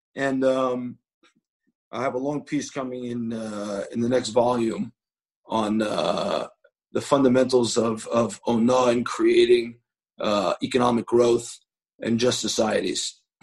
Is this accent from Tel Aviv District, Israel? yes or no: no; Jerusalem, Jerusalem District, Israel; I said, Jerusalem.